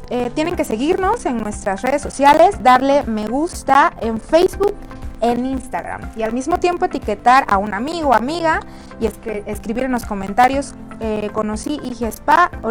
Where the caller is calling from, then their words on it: Boca del Río, Veracruz, Mexico; Ya De la Cruz, Boca del Río.